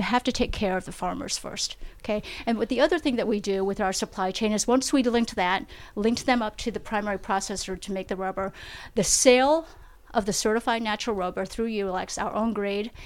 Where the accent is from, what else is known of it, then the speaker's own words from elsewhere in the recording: Vietnam; moved away; I was born in Vietnam.